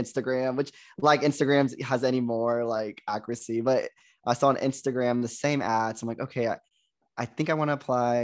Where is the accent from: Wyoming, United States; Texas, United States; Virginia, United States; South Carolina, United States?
Texas, United States; Joshua; moved away as an adult; also born or lived in Arkansas; originally I was born and raised in Texas, a small town called Joshua, Texas.